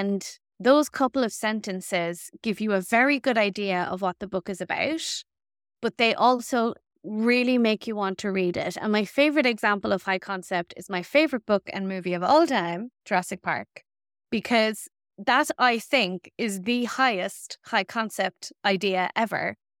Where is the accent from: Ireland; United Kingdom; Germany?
Ireland; we as Irish women